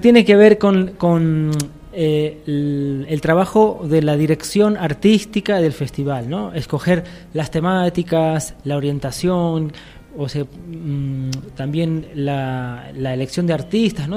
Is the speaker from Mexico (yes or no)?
no; Argentina; moved away as an adult; now in Cochabamba, Bolivia; Yo soy de Argentina, como lo habrán notado. Eh, llevo 11 años viviendo en Bolivia